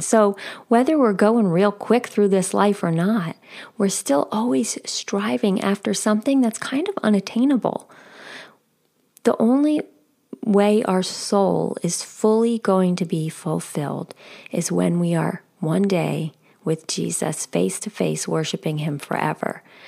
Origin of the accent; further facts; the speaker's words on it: outside of New York City, United States; moved away as an adult; I grew up outside of New York City.